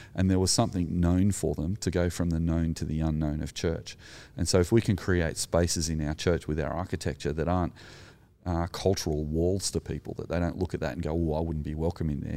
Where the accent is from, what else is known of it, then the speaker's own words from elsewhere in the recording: Australia; as an Australian